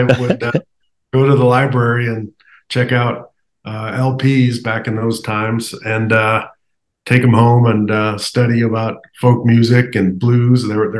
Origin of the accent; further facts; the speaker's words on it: Davenport, Iowa, United States; also born or lived in East Chicago, Indiana; by the time I was six, our family had moved to Davenport, Iowa. So that's really where I did from elementary school and high school. We're all in Davenport. So I'm really more of an Iowa boy.